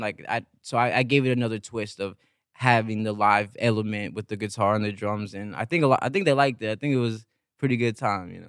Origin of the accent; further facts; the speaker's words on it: San Bernardino, California, United States; also born or lived in Los Angeles; I grew up in San Bernardino, an hour away